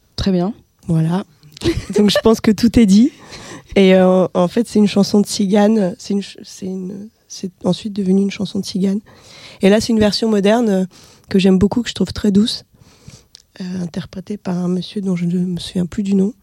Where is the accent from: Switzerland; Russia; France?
Russia; moved away; dans ma ville natale